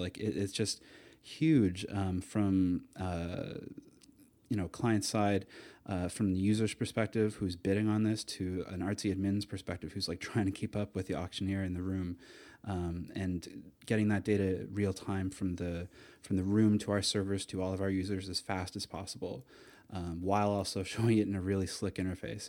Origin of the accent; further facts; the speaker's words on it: Atlantic Canada, Canada; moved away as an adult; also born or lived in Toronto / Amsterdam; I grew up in Atlanta, Canada. I went to university there